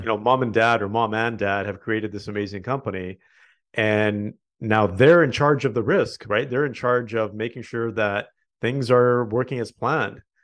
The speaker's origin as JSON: {"language": "English", "country": "Canada", "said": "we are proudly Canadian"}